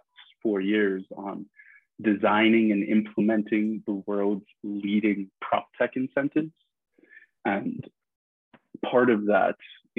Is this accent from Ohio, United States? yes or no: no; New York City, New York, United States; I grew up in Midtown Manhattan on 57th Street in a 50-story apartment building